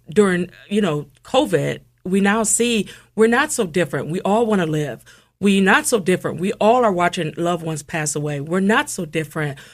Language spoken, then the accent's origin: English; Toledo, Ohio, United States; moved away as an adult; also born or lived in Cincinnati, Ohio / Washington, D.C.; now in Columbus, United States; I'm originally coming from Toledo, Ohio